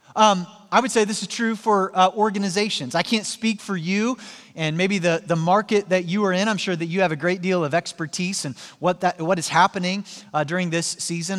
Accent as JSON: {"language": "English", "town": "Joplin", "region": "Missouri", "country": "United States", "tie": "born or raised there", "moved": "yes", "said": "my hometown in Joplin, Missouri"}